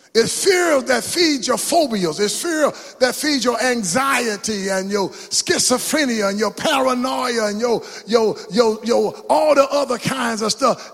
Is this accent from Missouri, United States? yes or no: no; Mount Enterprise, Texas, United States; where you from? Mount Enterprise